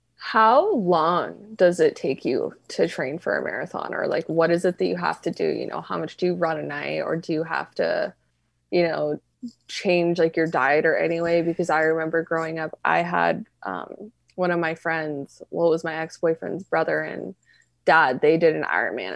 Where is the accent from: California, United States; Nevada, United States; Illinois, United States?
Nevada, United States; Reno; growing up in Reno, like, you're, I was always around the casino